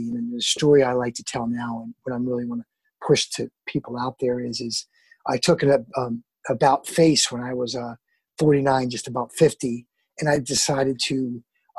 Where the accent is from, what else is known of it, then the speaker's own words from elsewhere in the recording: Baltimore, Maryland, United States; moved away as an adult; also born or lived in New York City; I'm from Baltimore